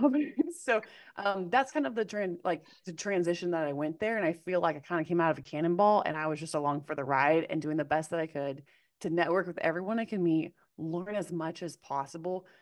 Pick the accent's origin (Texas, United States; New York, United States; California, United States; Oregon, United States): Oregon, United States; Corvallis; I grew up in Corvallis, Oregon, which is home of Oregon State University